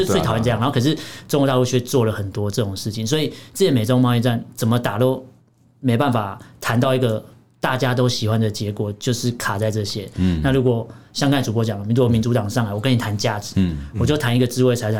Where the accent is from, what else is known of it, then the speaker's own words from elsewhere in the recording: Taiwan; 我们台湾也不缺语言人才嘛。